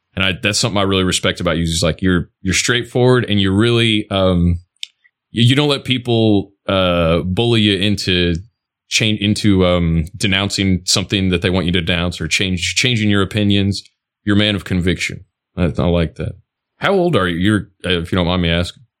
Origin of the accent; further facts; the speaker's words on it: Toledo, Ohio, United States; moved away; also born or lived in Knoxville, Tennessee; I lived in Tennessee, out near Knoxville, but uh, I grew up in Toledo, right by the Ohio Michigan border.